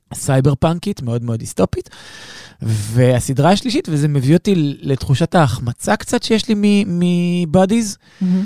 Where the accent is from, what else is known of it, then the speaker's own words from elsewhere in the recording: Israel; מתקשר למצב שבו אנחנו נמצאים היום כישראלים